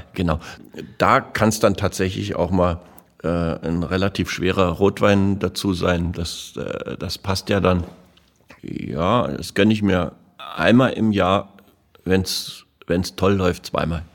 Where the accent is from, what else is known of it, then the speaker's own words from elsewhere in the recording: Berlin, Germany; als Berliner Ferienkind